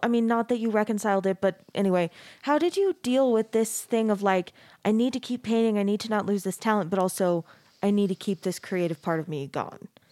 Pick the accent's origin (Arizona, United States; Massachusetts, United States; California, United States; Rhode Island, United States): Arizona, United States; Mesa; moved away as an adult; also born or lived in Texas; now in Utah, United States; I grew up in Mesa, which is a super super Mormon place, but it's not like quite exactly the same flavor as Utah